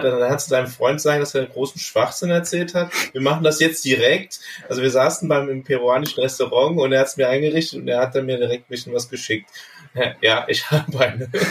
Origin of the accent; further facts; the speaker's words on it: Bergisch Gladbach, North Rhine-Westphalia, Germany; meiner Heimatstadt Bergisch Gladbach. Das ist in, im Rheinland, ja.